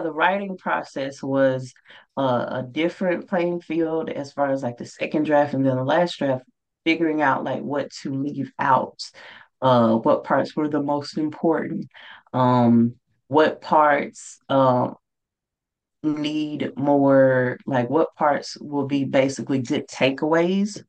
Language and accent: English; Mississippi, United States; moved away; my home state of Mississippi